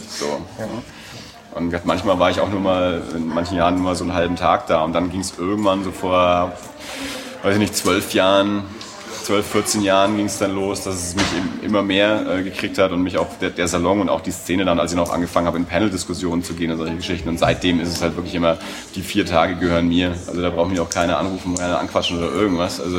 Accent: Erlangen, Bavaria, Germany; ich bin aus Erlangen, ich bin immer da.

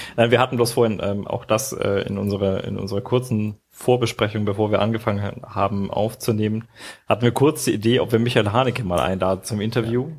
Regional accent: Nuremberg, Bavaria, Germany; als Nürnberger

